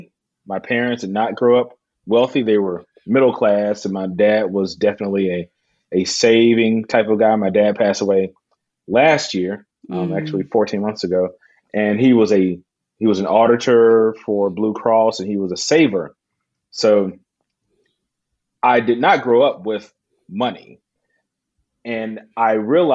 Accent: Alabama, United States; I'm from Alabama

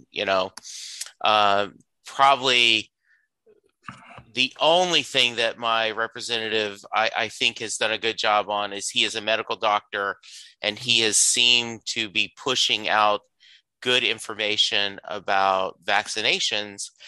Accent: the South, United States; I grew up in the South

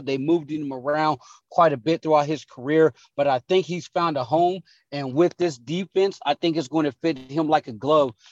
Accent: Portsmouth, Ohio, United States; now in Phoenix, United States; my hometown in Portsmouth

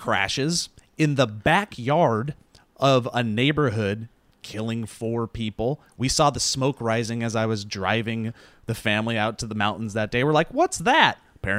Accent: Glacier National Park, Montana, United States; moved away; I come from Glacier National Park.

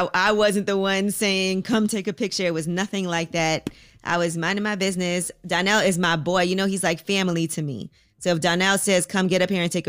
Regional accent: New York, United States; I'm also a New Yorker, so I've seen everything.

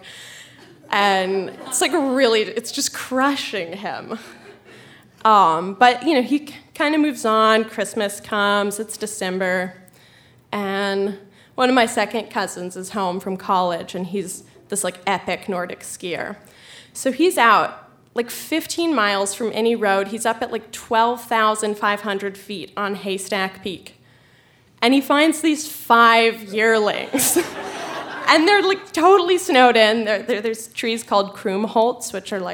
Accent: Colorado, United States; I'm from Colorado

